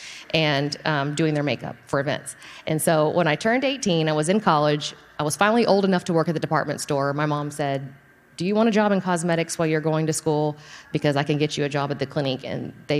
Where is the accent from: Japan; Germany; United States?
United States; Friendswood, Texas; I'm from Friendswood, so south of here